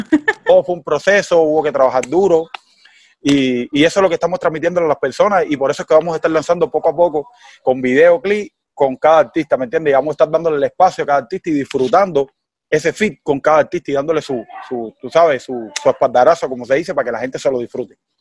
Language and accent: Spanish; Cuba; accent: Cuban; el cubano, nosotros tenemos nuestro dialecto